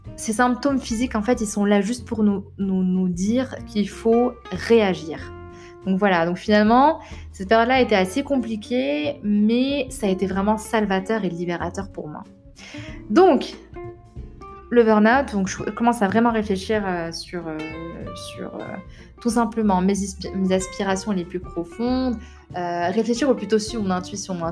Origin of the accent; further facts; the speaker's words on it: Rabat, Rabat-Salé-Kénitra, Morocco; moved away as an adult; also born or lived in Paris; Donc je suis née à Rabat, au Maroc, j'ai grandi là-bas jusqu'à l'âge de 18 ans